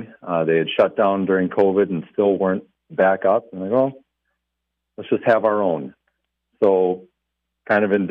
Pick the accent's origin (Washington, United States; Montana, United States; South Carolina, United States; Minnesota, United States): Minnesota, United States; Glencoe; also born or lived in Little Fork, Minnesota / Big Falls, Minnesota; My wife and I grew up in Glencoe.